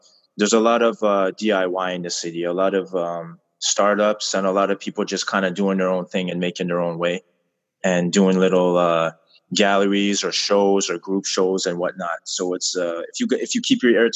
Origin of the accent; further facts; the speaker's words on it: Montreal, Quebec, Canada; born and raised in Montreal